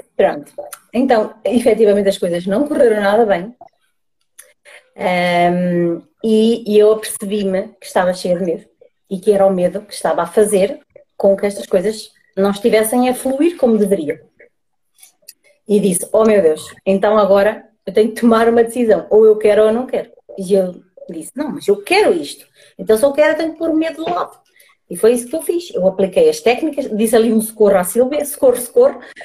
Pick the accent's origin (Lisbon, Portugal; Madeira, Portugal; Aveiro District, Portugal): Aveiro District, Portugal; Águeda; sou, sou de Agda, Distrito de Aveiro